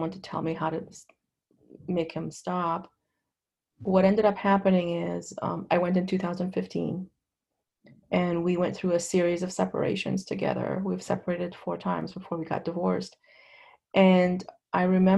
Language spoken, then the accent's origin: English; Lebanon; now in United States; I grew up in Lebanon.